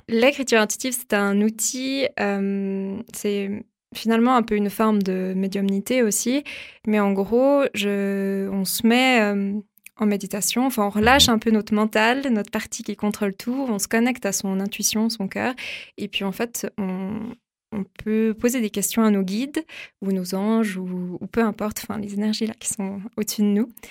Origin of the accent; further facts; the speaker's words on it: Vaud, Switzerland; also born or lived in Lausanne; je suis lausannoise, mais à la base déjà je viens du Gros de Vaud, enfin dans un petit village